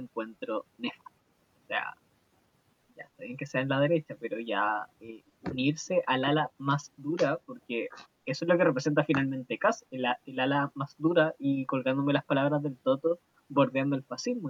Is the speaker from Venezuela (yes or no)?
no; Chile; como muchos chilenos y chilenas